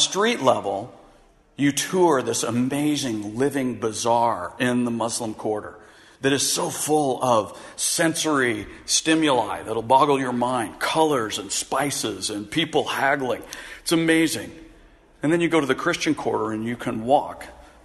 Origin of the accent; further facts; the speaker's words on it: United States; as an American